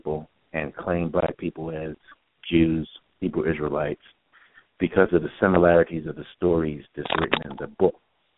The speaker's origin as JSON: {"language": "English", "town": "Philadelphia", "region": "Pennsylvania", "country": "United States", "said": "I'm from originally from Philadelphia"}